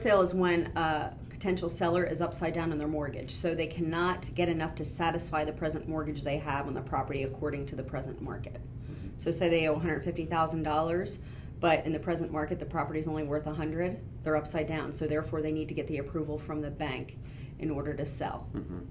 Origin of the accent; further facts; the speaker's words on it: Boyertown, Pennsylvania, United States; also born or lived in Gilbertsville; I grew up in Boyertown